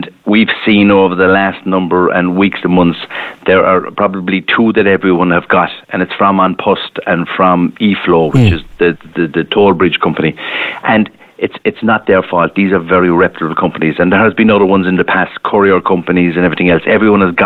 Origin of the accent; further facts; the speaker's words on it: Ireland; us as Irish